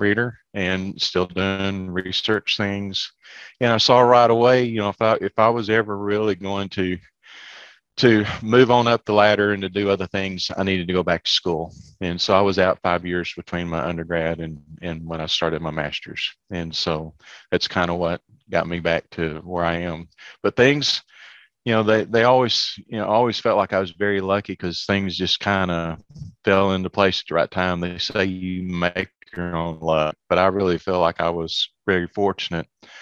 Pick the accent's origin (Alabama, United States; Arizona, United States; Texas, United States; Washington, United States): Texas, United States; Lubbock; moved away as an adult; also born or lived in Arkansas / Memphis; now in Memphis area, United States; Growing up around Lubbock, you know, we didn't have very many trees